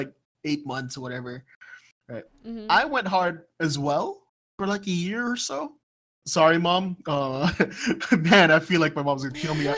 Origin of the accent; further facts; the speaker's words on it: Saudi Arabia; moved away; I come from Saudi Arabia